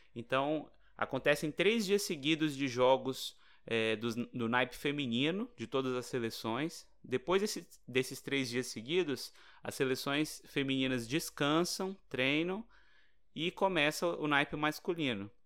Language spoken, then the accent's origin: Portuguese; Brazil; a gente é brasileiro